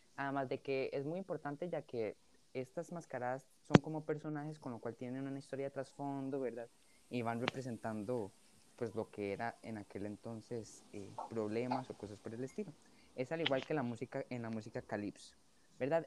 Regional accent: Costa Rica; como personas costarricenses, ¿verdad? De los que vivimos en este país

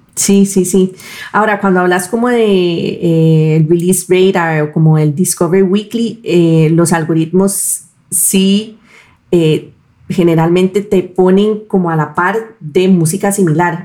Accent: Costa Rica; nosotros podemos conectar los puntos como costarricenses

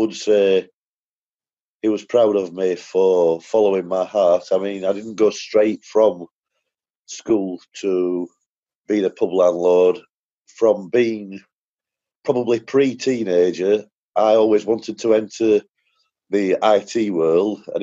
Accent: United Kingdom; I'm now back in the UK

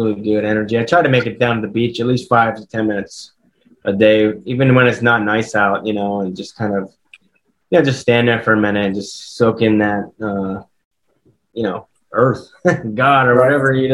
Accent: Pennsylvania, United States; also born or lived in Las Vegas; now in Delaware, United States; I'm from Pennsylvania

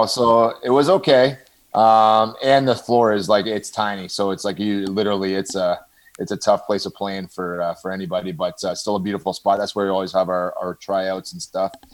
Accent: Toronto, Ontario, Canada; also born or lived in Brooklin, Ontario; I grew up in Scarborough

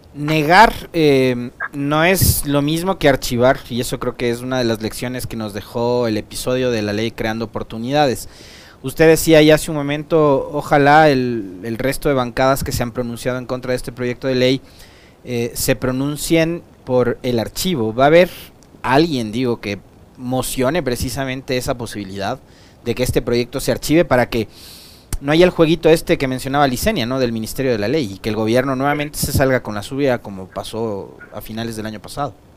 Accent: Ecuador; como ecuatoriano, como trabajador, como ciudadano

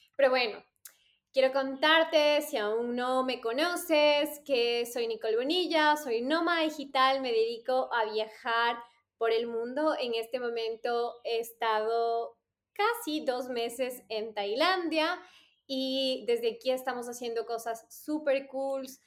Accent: Ecuador; moved away as an adult; cuando yo salí de Ecuador, mi, nivel de inglés era bastante básico

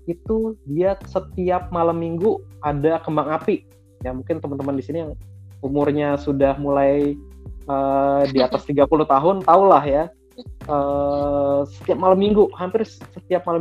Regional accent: Kelapa Dua, Indonesia; karena saya orang Kelapa Dua ya nih uh, mall ini adanya di Kelapa Dua

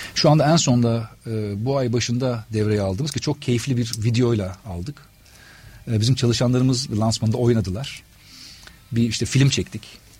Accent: Adana, Turkey; moved away as an adult; also born or lived in Istanbul; Adanalıyım aslen ve Adana'da e, çalışmaya başladım.

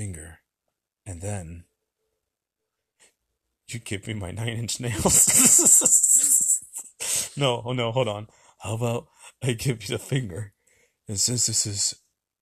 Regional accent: the South, United States; we live in the South and we're from the South

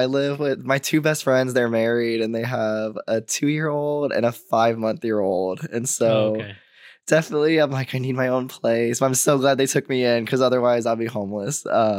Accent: Joshua, Texas, United States; I'm in my hometown, Joshua.

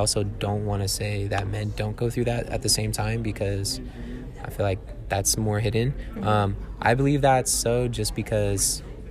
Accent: Menifee, California, United States; now in Chico, United States; I'm from Menifee, California, and this is my fourth year here at CSU Chico

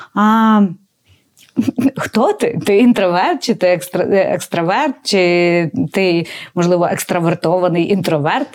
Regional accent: Galicia, Ukraine; я з Галичини

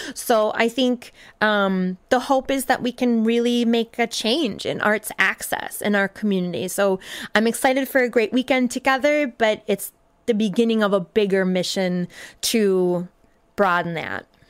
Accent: southern Minnesota, United States; moved away as an adult; now in Madison, United States; I grew up in southern Minnesota, moved here with my husband about 15 years ago.

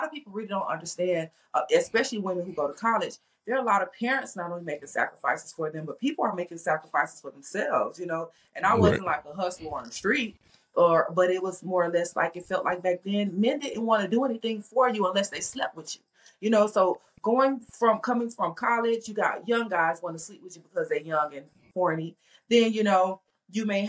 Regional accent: Miami, Florida, United States; also born or lived in Tampa; that's not only where I'm from

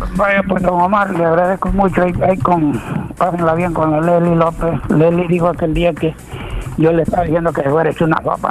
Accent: Anamorós, La Unión, El Salvador; moved away; yo me vine de, Ana Namoró el, el 90

